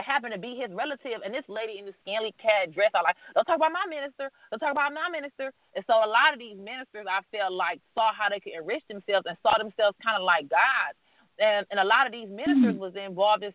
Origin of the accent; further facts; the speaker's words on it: Detroit, Michigan, United States; I'm from Detroit